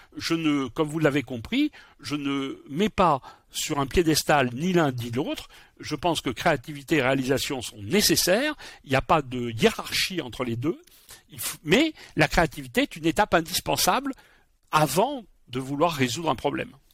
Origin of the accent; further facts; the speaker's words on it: Bordeaux, Nouvelle-Aquitaine, France; Je suis bordelais